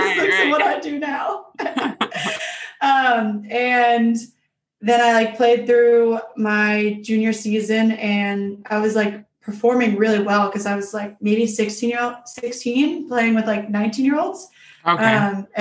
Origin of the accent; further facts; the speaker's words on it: Mississippi, United States; I'm from Mississippi